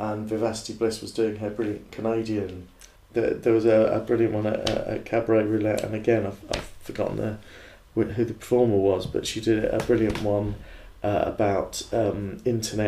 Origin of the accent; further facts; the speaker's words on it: England, United Kingdom; I'm quite English